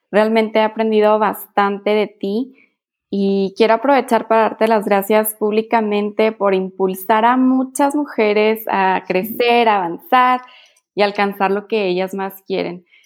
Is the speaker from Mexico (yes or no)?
yes; Mexico; Sí, no, soy mamá mexicana.